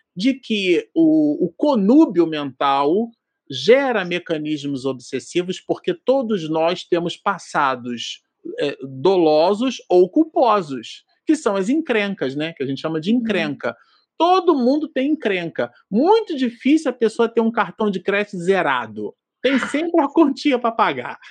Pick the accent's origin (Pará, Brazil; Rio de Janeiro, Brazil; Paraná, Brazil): Rio de Janeiro, Brazil; nossa juventude, lá em Santa Cruz, no Rio de Janeiro, na Zona Oeste